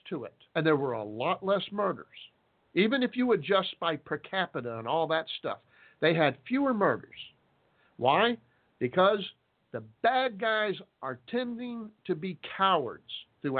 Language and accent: English; Texas, United States; I'm a Texan